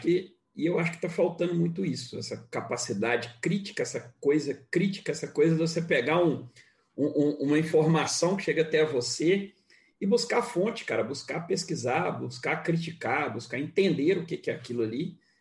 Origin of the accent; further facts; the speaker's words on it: Rio de Janeiro, Brazil; ex-morador é, é, lá de onde eu nasci, que eu gosto muito. Minha mãe mora lá no mesmo lugar